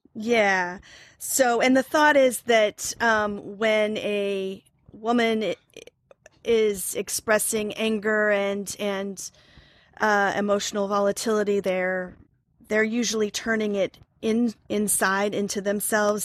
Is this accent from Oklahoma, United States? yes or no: yes; Oklahoma, United States; moved away as an adult; also born or lived in New York; now in Ossining, New York, United States; I'm originally from Oklahoma, where I have a degree in theater.